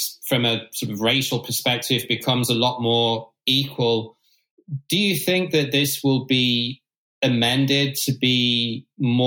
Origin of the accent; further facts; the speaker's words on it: United Kingdom; as a Brit